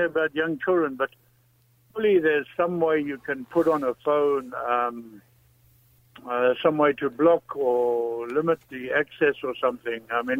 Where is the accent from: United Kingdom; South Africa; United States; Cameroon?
South Africa; South Africa. I've spoken to you before.